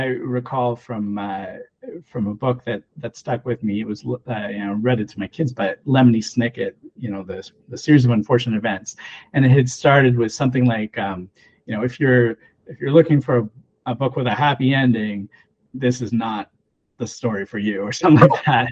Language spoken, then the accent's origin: English; Canada; also born or lived in Ontario; as a Canadian